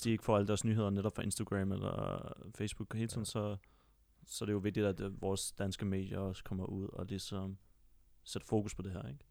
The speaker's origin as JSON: {"language": "Danish", "town": "Copenhagen", "region": "Capital Region of Denmark", "country": "Denmark", "tie": "born or raised there", "said": "nu er jeg selv født og opvokset på Vesterbro, og bor der stadig til den dag i dag."}